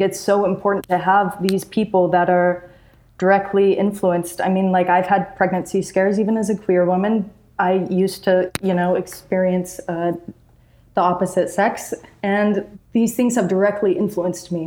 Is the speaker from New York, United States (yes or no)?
no; Utah, United States; I'm from Utah.